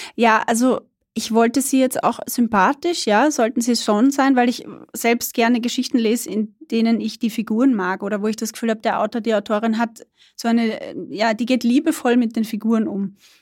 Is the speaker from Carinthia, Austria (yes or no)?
no; Burgenland, Austria; moved away as an adult; ich bin selber Burgenländerin. Ich bin da nicht geboren, aber aufgewachsen, habe da gelebt, bis ich 18 war.